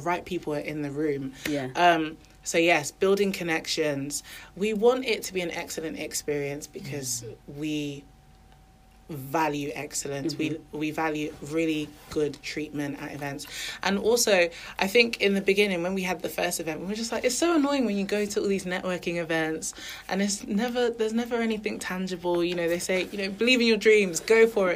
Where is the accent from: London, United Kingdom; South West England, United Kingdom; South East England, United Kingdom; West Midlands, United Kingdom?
South East England, United Kingdom; Milton Keynes; moved away as an adult; also born or lived in Nottingham; now in Birmingham, United Kingdom; I grew up in Milton Keynes, then I went to university in Nottingham.